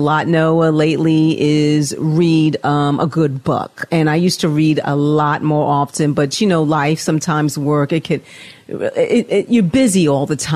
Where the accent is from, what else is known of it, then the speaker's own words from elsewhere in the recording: New York City, New York, United States; I am a native New Yorker, born and raised, so I'm an East Coast girl